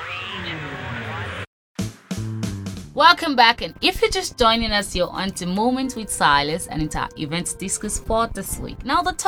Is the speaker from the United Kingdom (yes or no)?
no; Ondo, Nigeria; I'm from Ondo State.